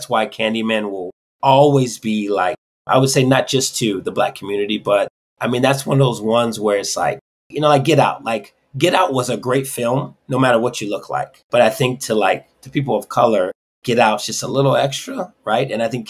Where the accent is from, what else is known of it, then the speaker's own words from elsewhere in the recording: Detroit, Michigan, United States; I have fond memories growing up in Detroit